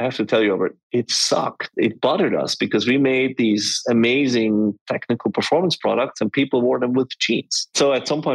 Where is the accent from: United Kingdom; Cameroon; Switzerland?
Switzerland; we are from Switzerland. I grew up and I still live in the mountains.